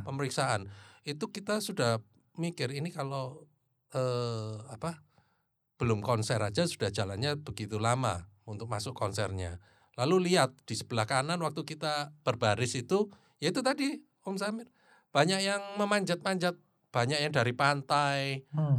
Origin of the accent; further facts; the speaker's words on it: Surabaya, East Java, Indonesia; kita juga dari Surabaya